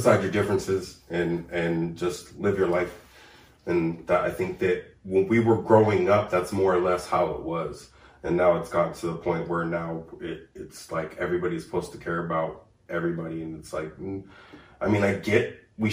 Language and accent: English; North Highlands, California, United States; I grew up in North Highlands predominantly